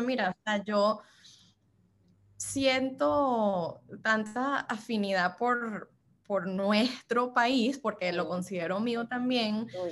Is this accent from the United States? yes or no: yes; Miami, Florida, United States; accent: Venezuelan; also born or lived in Louisiana / California / Washington, D.C. / Costa Rica; yo soy del sur de la Florida, así es como me presento normalmente, pero nací en Luisiana, aquí en los Estados Unidos